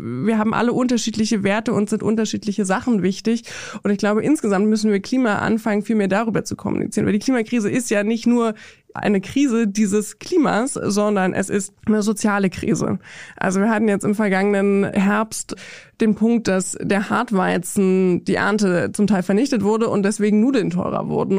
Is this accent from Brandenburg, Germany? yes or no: yes; Brandenburg, Germany; Also ich komme aus Brandenburg in Deutschland